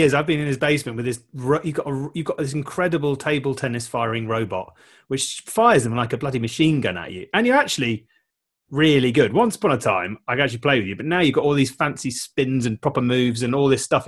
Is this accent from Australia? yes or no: no; United Kingdom; I'm British